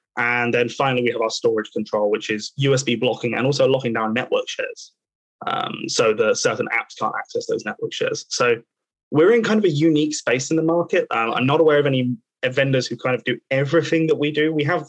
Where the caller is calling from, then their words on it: Reading, South East England, United Kingdom; So I am joining from Reading today. So obviously just out to the west of London.